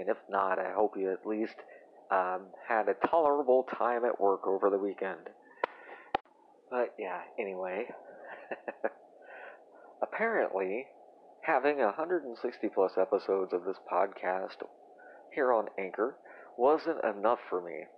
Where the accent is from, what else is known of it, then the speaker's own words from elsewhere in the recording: United States; I'm American